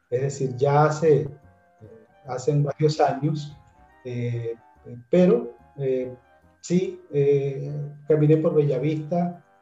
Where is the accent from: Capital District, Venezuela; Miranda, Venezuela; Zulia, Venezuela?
Zulia, Venezuela; Maracaibo; also born or lived in Caracas; Yo soy un maracucho extraño porque mucha gente me dice que no hablo eh, ni como maracucho ni como zuliano.